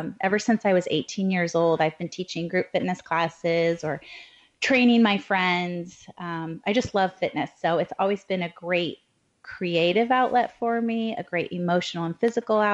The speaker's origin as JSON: {"language": "English", "region": "Midwest", "country": "United States", "tie": "born or raised there", "also_born_or_lived": "Chicago / London / Bay Area, California", "moved": "as an adult", "lives_now": "East Bay, California, United States", "said": "I am a Midwest transplant, born and raised in the Midwest"}